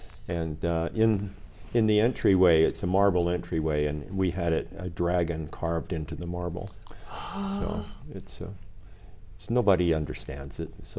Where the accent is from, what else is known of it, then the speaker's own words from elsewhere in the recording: Pocatello, Idaho, United States; also born or lived in Utah; now in Japan; I was born in Pocatello, Idaho, mm-hmm, in 1952.